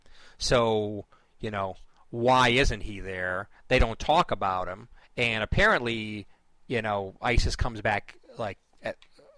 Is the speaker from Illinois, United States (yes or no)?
yes; Chicago, Illinois, United States; moved away; being a Chicagoan originally